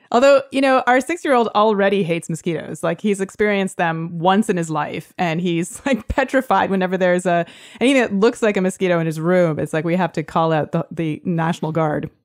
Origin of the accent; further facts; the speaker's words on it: Toronto, Ontario, Canada; now in San Francisco, United States; my hometown of Toronto